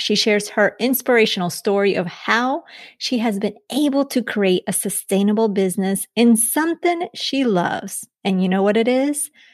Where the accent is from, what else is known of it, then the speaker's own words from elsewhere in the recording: Colombia; moved away; born outside of the country, I was born in Colombia, but I was born an American citizen